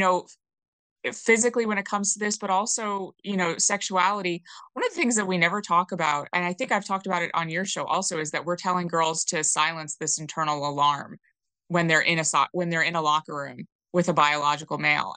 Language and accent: English; New York, United States; moved away as an adult; I didn't grow up in a blue area, but I grew up in New York State